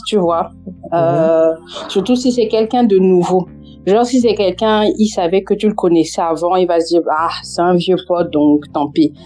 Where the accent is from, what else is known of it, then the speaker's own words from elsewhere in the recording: France; accent: Cameroonian; moved away as an adult; now in England; je suis née, j'ai grandi en France et que depuis genre maintenant un peu plus de deux ans que je suis en Angleterre.